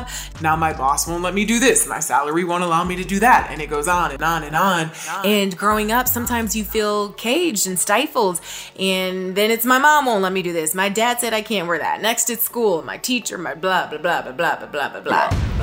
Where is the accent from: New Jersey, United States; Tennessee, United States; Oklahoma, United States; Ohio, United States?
Ohio, United States; Toledo; moved away; my hometown back in Toledo